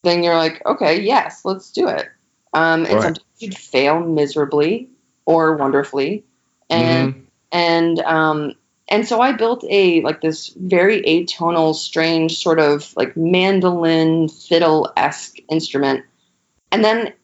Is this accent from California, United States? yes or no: no; Western Maine, United States; also born or lived in New York; I'm originally from Western Maine, so a very rural area.